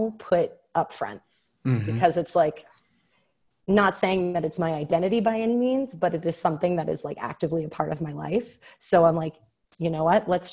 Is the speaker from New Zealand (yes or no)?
no; Tampa, Florida, United States; moved away as an adult; now in Denver, United States; I'm from Tampa